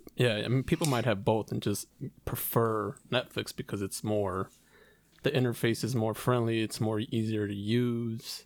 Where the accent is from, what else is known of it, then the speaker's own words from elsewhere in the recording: Chicago, Illinois, United States; we're from Chicago